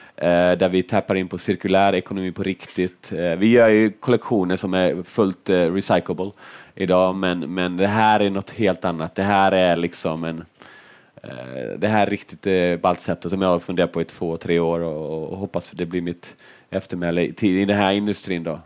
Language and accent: Swedish; Finland; jag är finne